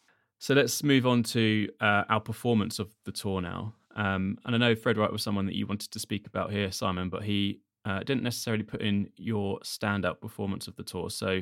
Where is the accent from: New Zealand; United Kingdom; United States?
United Kingdom; partly as a Brit